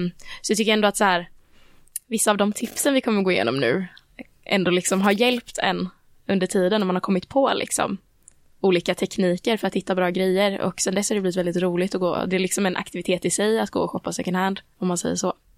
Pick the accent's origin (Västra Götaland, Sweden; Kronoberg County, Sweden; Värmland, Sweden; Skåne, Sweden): Kronoberg County, Sweden; Växjö; min hemstad i Växjö